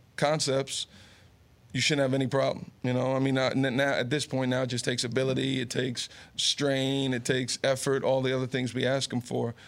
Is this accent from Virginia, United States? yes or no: no; Garfield, New Jersey, United States; also born or lived in Summit, New Jersey / Rumson, New Jersey; born in Summit, growing up in Garfield